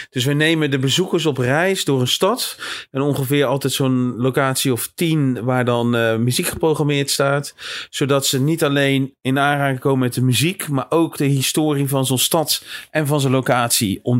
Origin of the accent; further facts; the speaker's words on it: Bergen, North Holland, Netherlands; Ik kom zelf uit Bergen